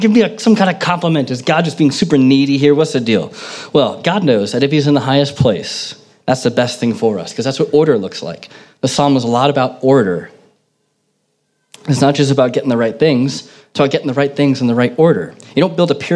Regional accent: United States; moved away; growing up in America

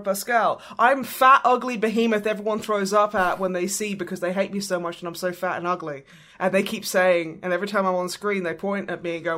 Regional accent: Australia; I'm Australian

